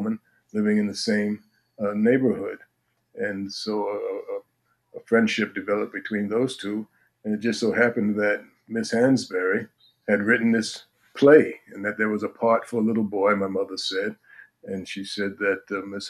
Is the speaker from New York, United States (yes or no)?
yes; New York City, New York, United States; as a kid growing up in Manhattan